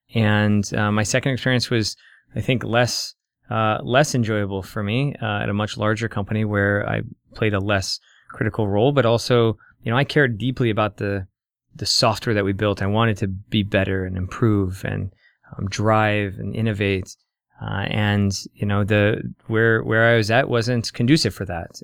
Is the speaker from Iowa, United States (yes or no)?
yes; Council Bluffs, Iowa, United States; now in Omaha, United States; I grew up in Iowa, uh, mostly, uh, in Council Bluffs.